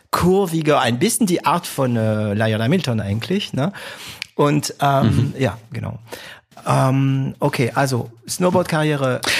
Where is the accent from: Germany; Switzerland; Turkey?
Germany; Baden-Württemberg; ich bin Schwabe, auch wenn es ein paar Leute dazu bringt zu schmunzeln, wenn ich das sage. Ich bin Schwabe, ich bin stolzer Schwabe und auch immer noch von Stuttgart begeistert.